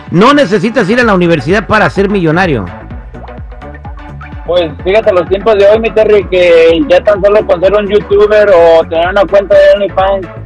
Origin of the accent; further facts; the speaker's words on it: León, Guanajuato, Mexico; eh, yo soy de León, Guanajuato, pero eh, yo he mirado chavos que, que se la parten estudiando